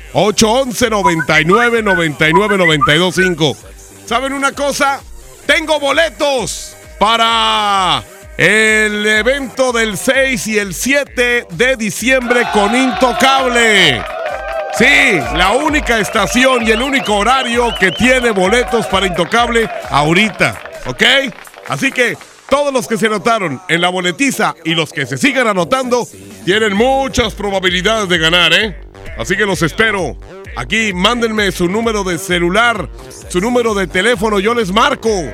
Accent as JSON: {"language": "Spanish", "region": "northern Mexico", "country": "Mexico", "said": "como los norteños que somos"}